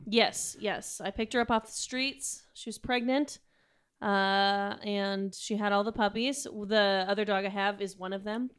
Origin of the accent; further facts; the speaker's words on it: United States; as an American